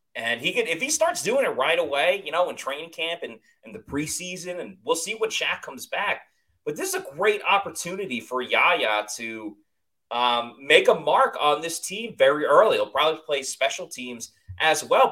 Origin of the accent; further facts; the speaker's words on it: Long Island, New York, United States; I'm from Long Island